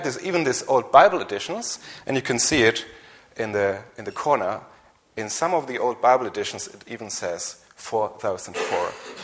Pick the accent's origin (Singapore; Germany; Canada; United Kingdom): Germany; English is a second language; maybe you have heard from my strange accent and my weak English that I'm from Germany